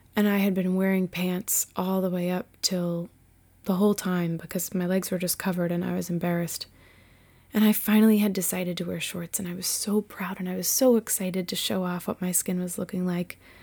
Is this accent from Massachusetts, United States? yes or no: yes; Massachusetts, United States; this white chick from Massachusetts